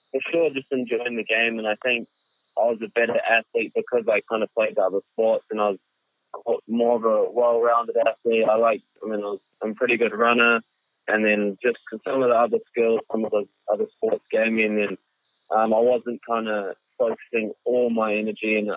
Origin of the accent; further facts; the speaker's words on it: South Africa; born there; moved away; also born or lived in New Zealand; Um, yeah, so I was born in South Africa. My mom, both my parents performed in uh, the UK and Britain. And then it was just too dangerous in South Africa, so we moved over.